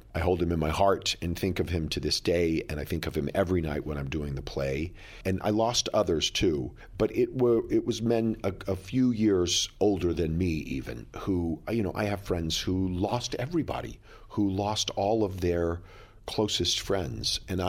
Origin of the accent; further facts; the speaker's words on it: Plano, Texas, United States; now in New York City, United States; came to New York City in 1983, which is the same year that my character in the play came to New York, I came from Plano, Texas, a small town outside of Dallas.